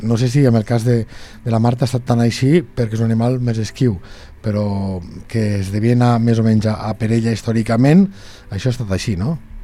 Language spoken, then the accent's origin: Catalan; Lleida, Catalonia, Spain; els que som de Lleida Ciutat